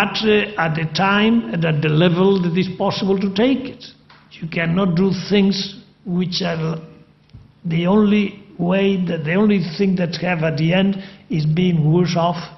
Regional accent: Spain; I am from Spain

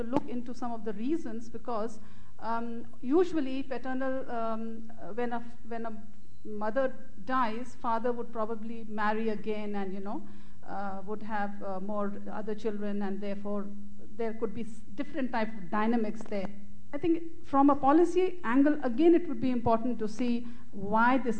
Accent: India; I come from India.

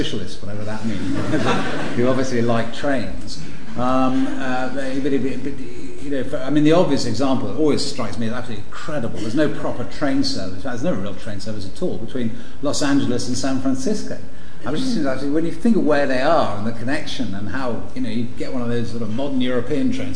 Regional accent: London, United Kingdom; also born or lived in Washington; I'm from London.

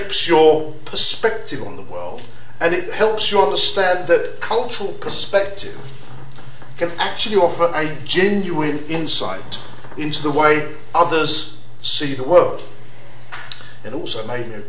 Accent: London, United Kingdom; I was raised in London.

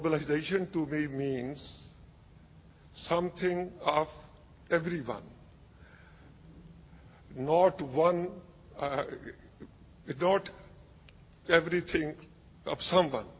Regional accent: Pakistan; I come from Pakistan

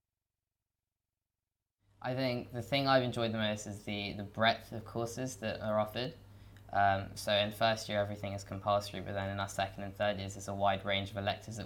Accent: London, United Kingdom; I'm from London and I'm studying the LLB

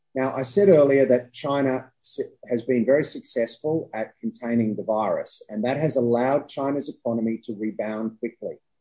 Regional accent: Australia; as an Australian

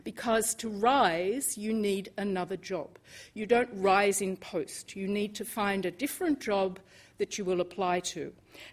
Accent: Australia; moved away as an adult; now in United Kingdom; I grew up in Australia

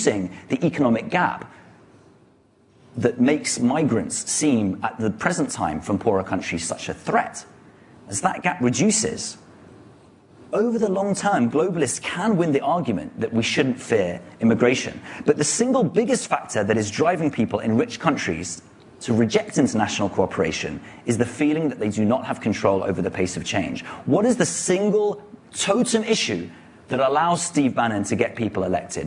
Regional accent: London, United Kingdom; I am a Londoner long before I am a Briton

